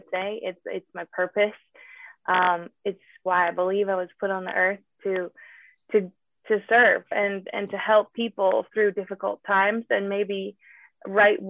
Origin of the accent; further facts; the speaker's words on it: Southern Utah, United States; also born or lived in Los Angeles, United States; I grew up here in Southern Utah